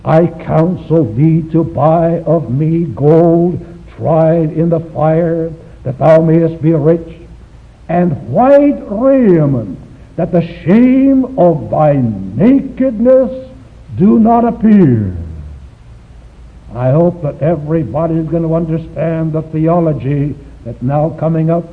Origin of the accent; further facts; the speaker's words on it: Shanghai, China; moved away; My hometown is Shanghai, China